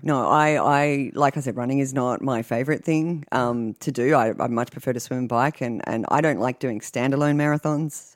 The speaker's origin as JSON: {"language": "English", "country": "Australia", "tie": "born or raised there", "moved": "yes", "lives_now": "United States", "said": "growing up in Australia, you learn how to swim before you walk"}